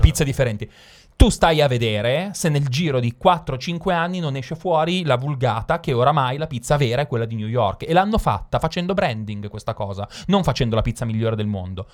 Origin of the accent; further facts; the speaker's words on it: Milan, Lombardy, Italy; Io sono milanese